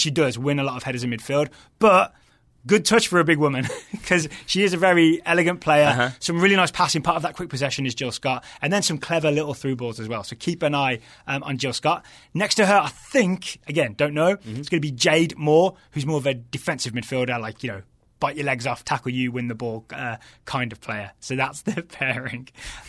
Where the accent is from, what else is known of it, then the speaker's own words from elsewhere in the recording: West Midlands, United Kingdom; accent: West Midlands; I think that's just my West Midlands accent, the weird wobbly vowels that I have.